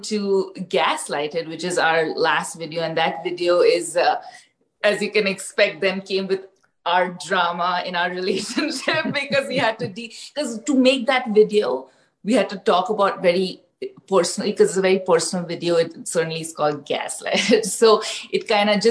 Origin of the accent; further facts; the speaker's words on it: India; I grew up in India, my parents are from different parts of the country.